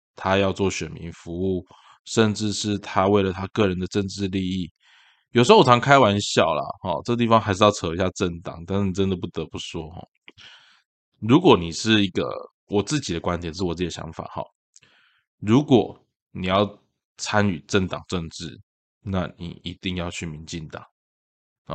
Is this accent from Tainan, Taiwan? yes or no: yes; Tainan, Taiwan; also born or lived in Xuejia, Tainan (ancestral home); 小时候在安南区长大，但是我们其实是雪甲那个头港那边的人